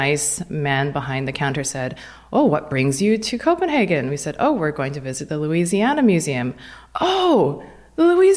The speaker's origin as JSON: {"language": "English", "town": "Vancouver", "region": "British Columbia", "country": "Canada", "tie": "born or raised there", "also_born_or_lived": "Potomac, Maryland", "moved": "yes", "said": "I grew up in Vancouver, Canada"}